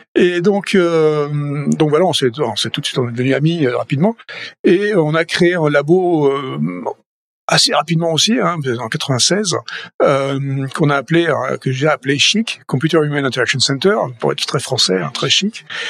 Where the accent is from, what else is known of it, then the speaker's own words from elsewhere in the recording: Toulouse, Occitania, France; moved away as an adult; also born or lived in Paris, France / Boston, United States; now in California, United States; Je suis toulousain